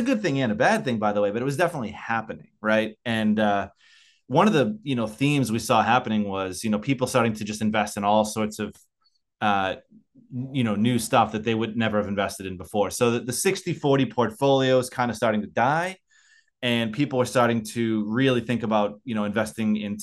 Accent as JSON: {"language": "English", "country": "United States", "moved": "yes", "lives_now": "Australia", "said": "I live in Australia. I'm an American living in Australia."}